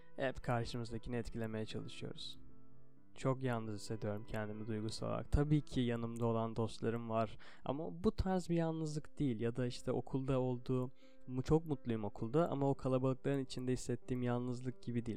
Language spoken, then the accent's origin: Turkish; Turkey; burada doğdum, bu dili konuşuyorum